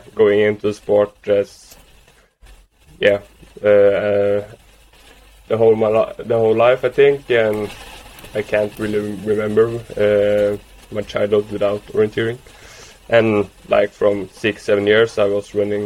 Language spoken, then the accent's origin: English; Trondheim, Trøndelag, Norway; moved away as an adult; now in Uppsala, Sweden; I'm from Norway in Trondheim and lived there for 20 years.